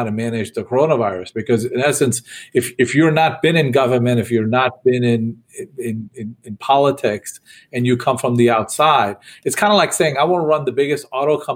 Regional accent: New York, United States; I grew up in New York, and I loved going to, you know, seeing the giant Christmas tree

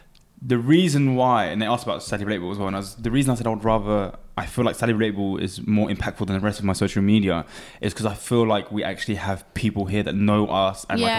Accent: Cambridge, East of England, United Kingdom; Cambridge, which is my hometown

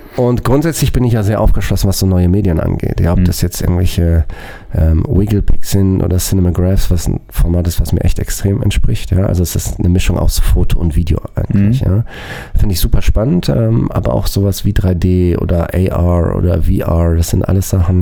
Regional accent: Germany; bei uns in Deutschland

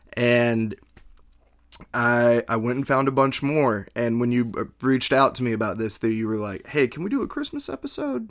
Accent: Alabama, United States; I'm from Alabama.

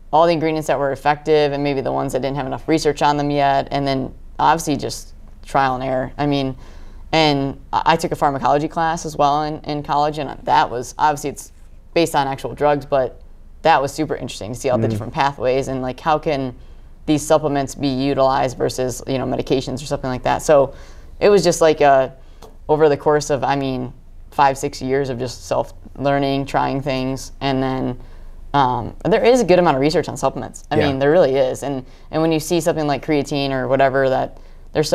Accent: Northern Michigan, United States; I grew up in Northern Michigan, which is very rural area

